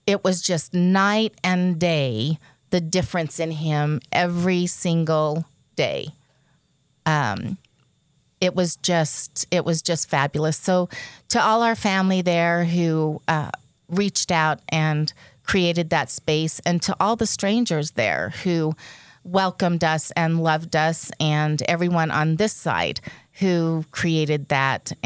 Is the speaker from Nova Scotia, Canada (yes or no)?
yes; Nova Scotia, Canada; moved away; I was born in Nova Scotia.